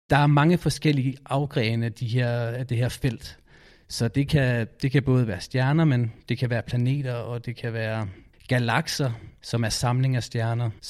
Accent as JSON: {"language": "Danish", "town": "Aarhus", "region": "Central Denmark Region", "country": "Denmark", "said": "Jeg kommer fra Aarhus, og jeg er 8 år."}